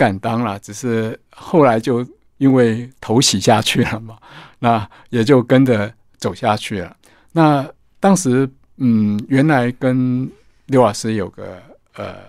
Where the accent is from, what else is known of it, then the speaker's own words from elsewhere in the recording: Kaohsiung, Taiwan; 我本身就是眷村子弟，那我从小在高雄冈山的空军眷村长大，所以自然对呃眷村有一份特别的情怀。